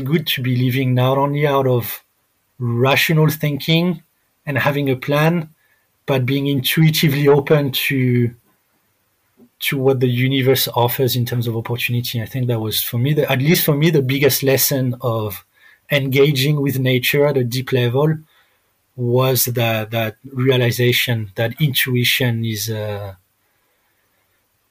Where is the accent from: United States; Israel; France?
France; moved away as an adult; also born or lived in Thailand; Growing up in France